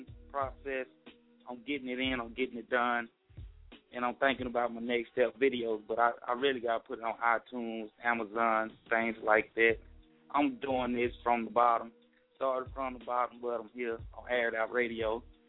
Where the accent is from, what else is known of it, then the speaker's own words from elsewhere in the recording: Monroe, Louisiana, United States; 318 Monroe, Louisiana, northeast region of the boot. That's where I'm from. That's where I've been at.